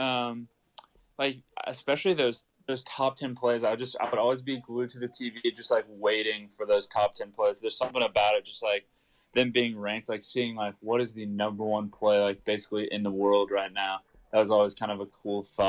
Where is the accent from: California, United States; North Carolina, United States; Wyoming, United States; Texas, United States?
Texas, United States; Austin; So I grew up in Austin, Texas